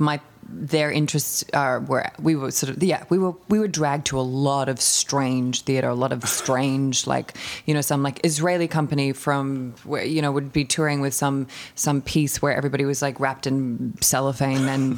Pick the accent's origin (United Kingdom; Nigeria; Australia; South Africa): Australia; Melbourne, Victoria; also born or lived in Paris, France; I grew up in Melbourne in the really, really super glorious southeastern suburbs of Melbourne